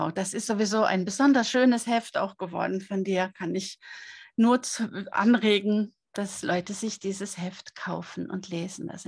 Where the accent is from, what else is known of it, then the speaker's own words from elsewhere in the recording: Norway; Es ist nicht nur meine Heimat, aus der ich stamme, sondern es ist ein Stück weit auch meine Seelenheimat